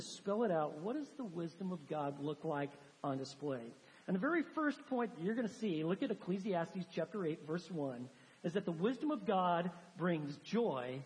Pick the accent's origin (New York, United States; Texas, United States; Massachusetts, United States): Texas, United States; Texans, we've got our own vocabulary. We have certain words like fixin' and y'all